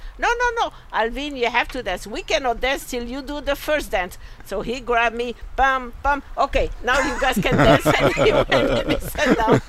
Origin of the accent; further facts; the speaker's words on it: Casablanca, Casablanca-Settat, Morocco; first language French; English is a second language; moved away as an adult; also born or lived in Toronto, Canada; now in United States; I come from Morocco